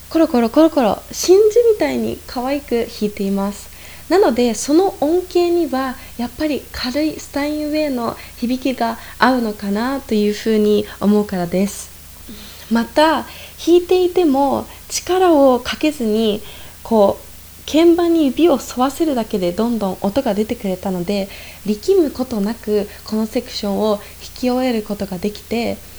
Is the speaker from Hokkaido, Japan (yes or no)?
no; Ibaraki, Japan; also born or lived in Tokyo, Japan / New Zealand; now in Salzburg, Austria; 生まれは茨城県です